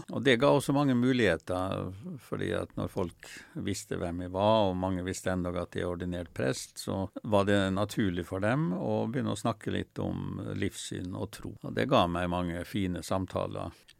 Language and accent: Norwegian; Molde, Møre og Romsdal, Norway; now in Oslo, Norway; der jeg vokste opp utafor Molde